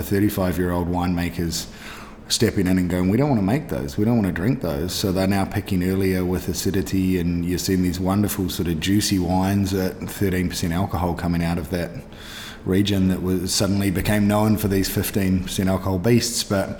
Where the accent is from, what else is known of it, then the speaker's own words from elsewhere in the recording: Canada; born there; I was born in Canada. Through luck of the universe, so to speak, I have a Canadian passport as well